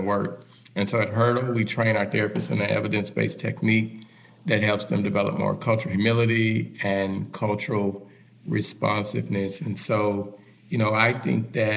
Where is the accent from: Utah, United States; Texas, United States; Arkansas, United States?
Arkansas, United States; Little Rock; I'm originally from Little Rock, Arkansas